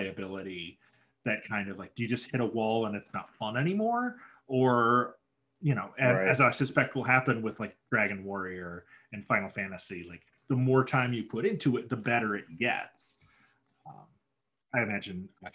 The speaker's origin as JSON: {"language": "English", "area": "near Saginaw", "region": "Michigan", "country": "United States", "tie": "born or raised there", "said": "Saginaw, which is like the next town over"}